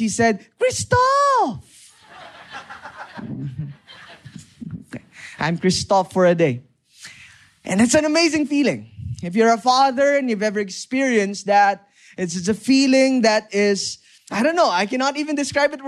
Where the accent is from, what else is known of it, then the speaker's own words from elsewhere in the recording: Lemery, Calabarzon, Philippines; I grew up in Batangas. I grew up in Lemery, Batangas, specifically.